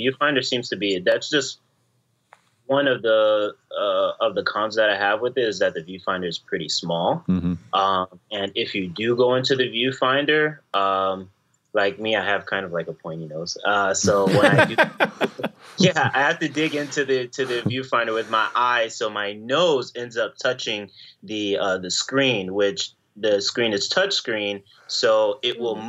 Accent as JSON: {"language": "English", "region": "Florida", "country": "United States", "moved": "as an adult", "lives_now": "New York, United States", "said": "I was from I'm from Florida, but I moved to New York recently"}